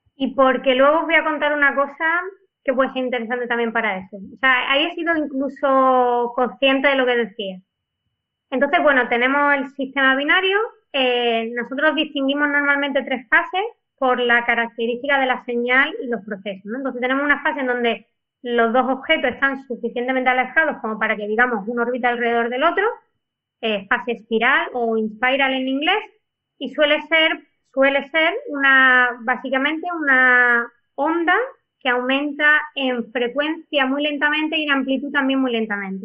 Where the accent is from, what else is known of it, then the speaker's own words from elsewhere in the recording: Spain; como los españoles tenemos dos apellidos